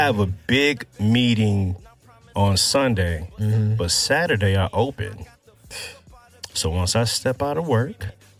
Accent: Houston, Texas, United States; also born or lived in Missouri City, Texas; I'm from here, bro. Born and raised in Houston, Texas.

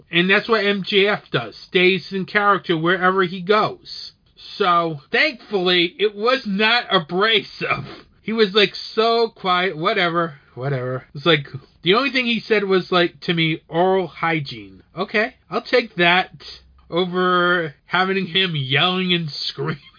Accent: Rhode Island, United States; this is from my home state

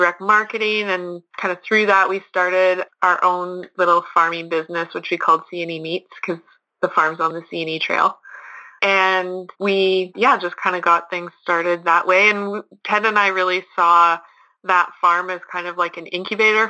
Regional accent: Lacombe, Alberta, Canada; moved away as an adult; now in Shoal Lake, Canada; I am from Lacombe, Alberta, originally, but right now I'm living at Shoal Lake, Manitoba

